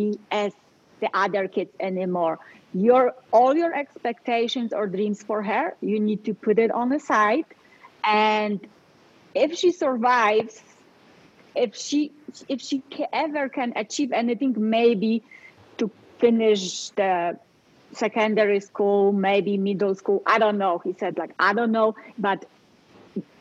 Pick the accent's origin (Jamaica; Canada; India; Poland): Poland; English is a second language; moved away as an adult; now in Colorado, United States; I was born and raised in Poland